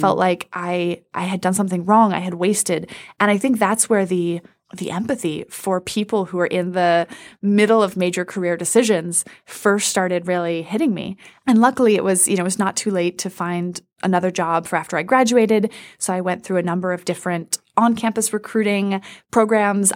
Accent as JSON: {"language": "English", "town": "Washington", "region": "District of Columbia", "country": "United States", "tie": "born or raised there", "said": "I grew up in Washington, D C"}